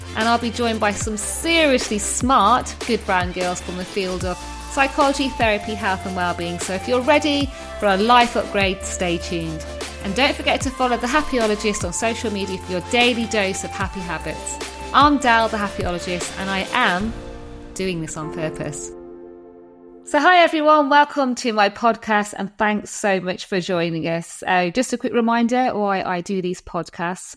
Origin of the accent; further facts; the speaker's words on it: United Kingdom; I'm British